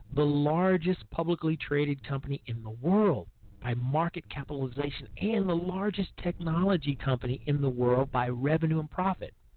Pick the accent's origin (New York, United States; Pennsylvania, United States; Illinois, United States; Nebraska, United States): Illinois, United States; Chicago; my hometown of Chicago, because frankly, where's mine and what's in it for me is our motto in in Chicago